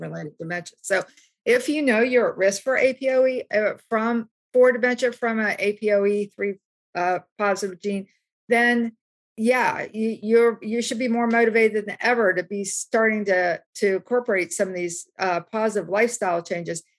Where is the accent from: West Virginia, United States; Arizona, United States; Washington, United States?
West Virginia, United States; I grew up in West Virginia